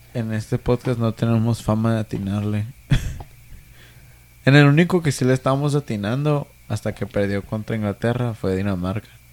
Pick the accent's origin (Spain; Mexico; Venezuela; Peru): Mexico; Yo soy mexicano